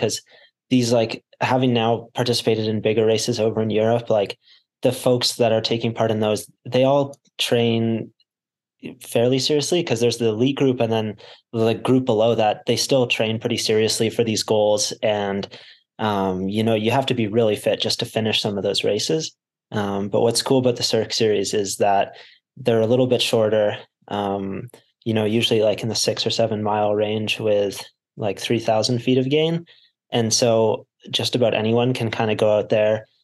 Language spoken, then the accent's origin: English; Canmore, Alberta, Canada; moved away as an adult; now in Utah, United States; I grew up in Canada, in the small town, Canmore in the Rocky Mountains